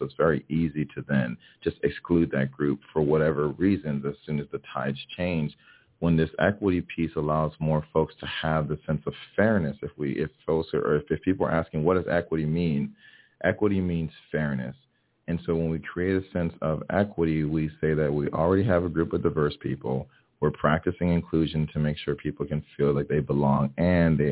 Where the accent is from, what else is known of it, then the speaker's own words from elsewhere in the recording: Miami, Florida, United States; English is a second language; growing up in Miami, Florida, where we have a pretty diverse community. My family's from Haiti, so I was born and raised here in Miami.